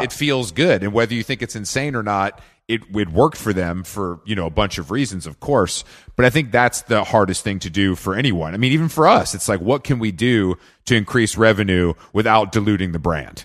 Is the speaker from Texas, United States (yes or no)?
no; Atlanta, Georgia, United States; moved away; I'm from the South. I'm from Atlanta originally